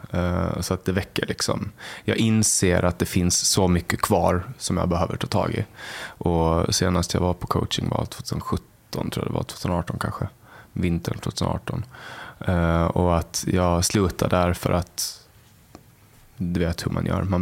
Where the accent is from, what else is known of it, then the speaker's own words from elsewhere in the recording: Åland, Finland; den är väldigt hierarkisk och alla förstår den, åtminstone där jag kommer ifrån. Ålänningar förstår den.